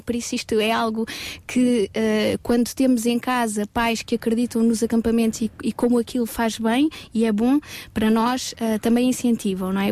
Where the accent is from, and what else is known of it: Portugal